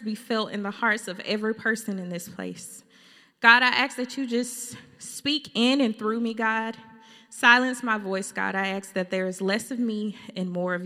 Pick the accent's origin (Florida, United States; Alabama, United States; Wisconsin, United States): Alabama, United States; Fairfield; moved away as an adult; also born or lived in Birmingham, Alabama / Atlanta, Georgia; now in California, United States; We're from Fairfield, Alabama